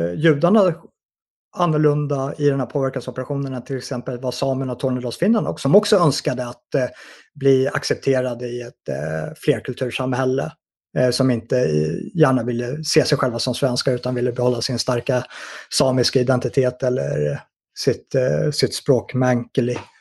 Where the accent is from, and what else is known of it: Sweden